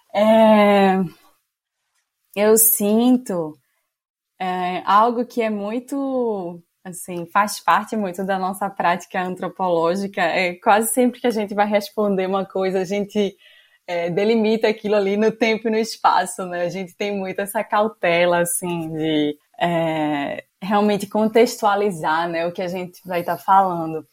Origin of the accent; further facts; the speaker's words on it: Recife, Pernambuco, Brazil; sou recifense